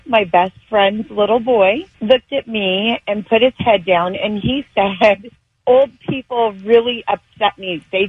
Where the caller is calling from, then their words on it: Long Beach, California, United States; I'm calling from Long Beach, California.